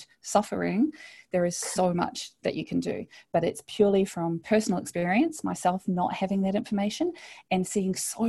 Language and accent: English; New Zealand; moved away as an adult; now in Australia; I grew up in New Zealand, so a lot of people think I'm Australian, but I'm actually a Kiwi